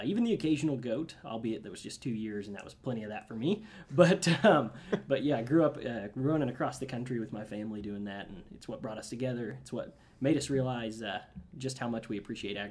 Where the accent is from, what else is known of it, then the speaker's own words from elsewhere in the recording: Nevada, Missouri, United States; I grew up on in Nevada, Missouri, so it's a wide spot in the road, about 100 miles south of here in Kansas City